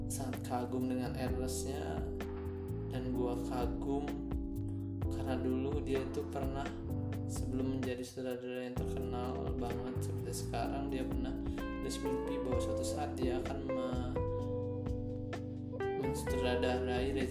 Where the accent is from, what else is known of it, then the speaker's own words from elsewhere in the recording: Lampung, Indonesia; gue dari Lampung